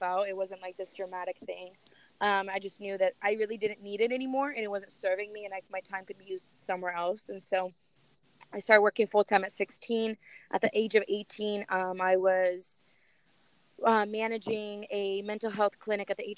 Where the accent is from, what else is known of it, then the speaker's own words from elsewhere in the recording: Russia; now in United States; I was born in Russia. So I moved to America about 19 years ago